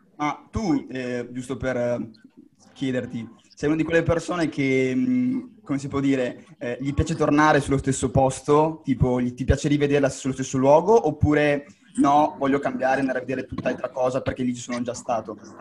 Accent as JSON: {"language": "Italian", "country": "Brazil", "said": "io sono brasiliano e parlo portoghese"}